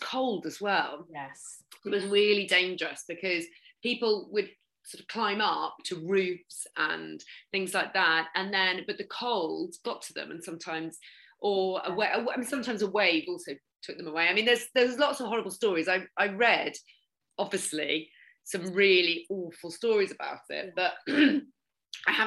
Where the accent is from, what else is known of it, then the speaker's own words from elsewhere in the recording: Norfolk, East of England, United Kingdom; I'm from Norfolk